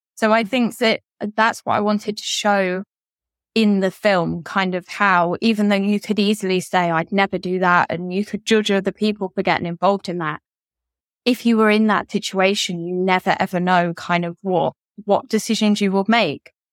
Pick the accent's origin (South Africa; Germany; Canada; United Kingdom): United Kingdom; Derby, East Midlands; now in Kent, United Kingdom; I am originally from Derby in England, but now I live in Kent.